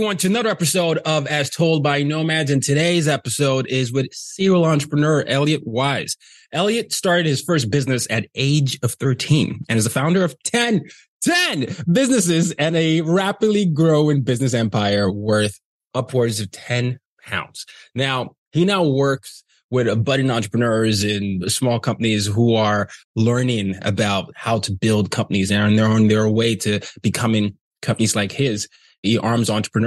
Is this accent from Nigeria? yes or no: yes; Nigeria; I'm Nigerian